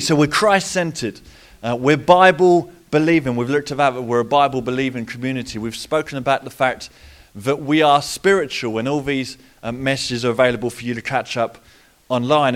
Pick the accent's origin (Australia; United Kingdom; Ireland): United Kingdom; Portsmouth, South East England; accent: Pompey; my Pompey accent